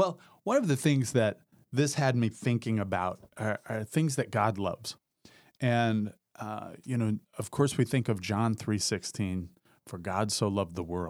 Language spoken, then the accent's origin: English; Indiana, United States; That's too close to what we grew up with in Southern Indiana.